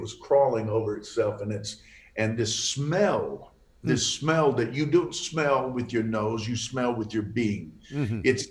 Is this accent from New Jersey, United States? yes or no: no; Fort Worth, Texas, United States; I was raised right here in Fort Worth